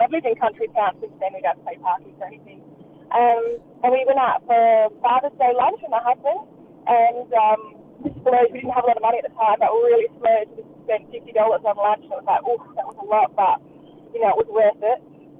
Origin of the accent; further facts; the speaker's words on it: Adelaide, South Australia, Australia; moved away as an adult; now in Perth, Australia; Yeah, it was just after I moved to Perth about 5 years ago. I grew up in Adelaide when I was learning to drive.